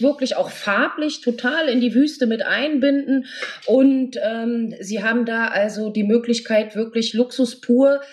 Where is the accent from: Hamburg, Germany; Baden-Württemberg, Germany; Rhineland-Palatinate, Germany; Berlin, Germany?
Berlin, Germany; ich bin aus Berlin